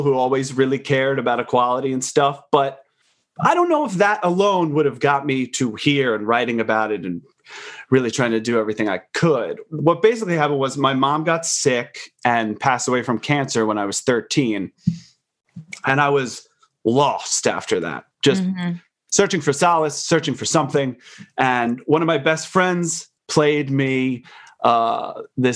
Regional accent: Long Island, New York, United States; I grew up on Long Island

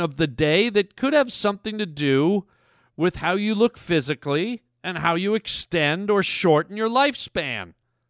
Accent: Canada; I'm a Canadian boy, and I love me my hockey. You know, us Canadian boys, we grow up on our hockey

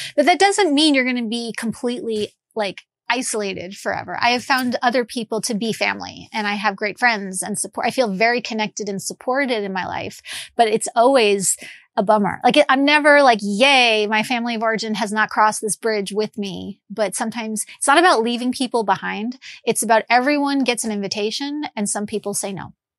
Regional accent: Long Island, New York, United States; moved away as an adult; also born or lived in Midwest; I grew up in New York, and I was like a Long Island Jewish girl

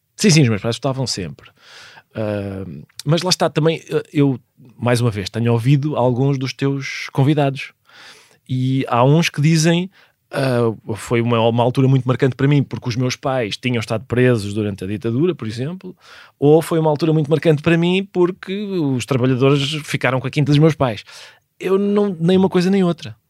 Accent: Lisbon, Portugal; also born or lived in Viana do Castelo; parecia-me que os meus tios do norte resistiam melhor aos elementos do que nós, de Lisboa

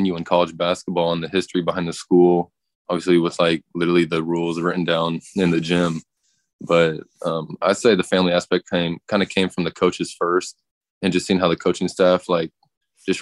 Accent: Wichita, Kansas, United States; I'm from Wichita

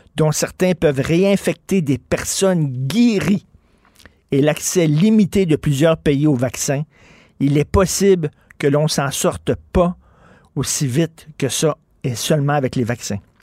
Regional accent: Quebec, Canada

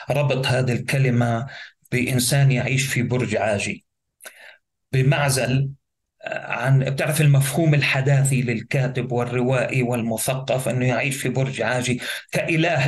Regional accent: Gaza, Gaza Strip, Palestine; also born or lived in Nuseirat; اساسا لاجئ فلسطيني. الوالد والوالده من قريه زرنوقه المطهرة عرقيا عام 48 وهي قضاء الرملة ولدت في مخيم النصيرات للاجئين الفلسطينيين في قطاع غزة آه، لكن معظم حياتي قضيتها آه، يعني في مدينة غزة

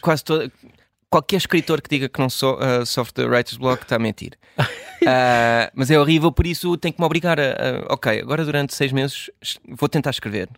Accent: Washington, District of Columbia, United States; moved away as an adult; also born or lived in Chapel Hill, North Carolina, United States / Portugal / Brussels, Belgium / New York, United States; a maior parte da minha hum, infância e adolescência cresci em Washington, ou nos subúrbios

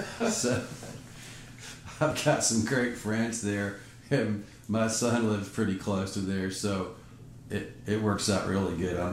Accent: Marietta, Georgia, United States; I'm a Southerner, yeah. Still, yeah. No matter how you slice it, I love the Northeast is awesome and it's beautiful up there, and I've got a home up there. But you know, these are my roots here.

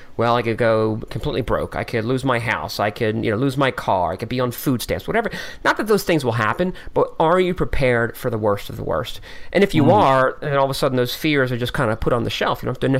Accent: Philadelphia, Pennsylvania, United States

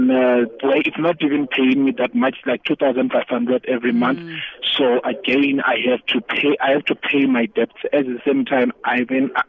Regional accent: Limpopo, South Africa; moved away as an adult; I'm from Limpopo. Then I came this side to study at one of the TVETs.

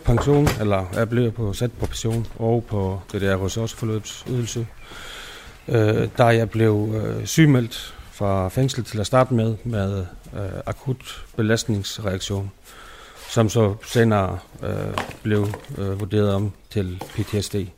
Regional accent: Iceland; Danish is a second language; moved away as an adult; now in Denmark; jeg er fra Island, og så bor jeg her nu i 14-15 år næsten

